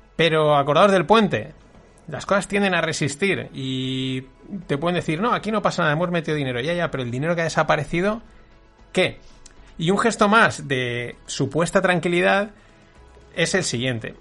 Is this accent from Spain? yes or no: yes; Spain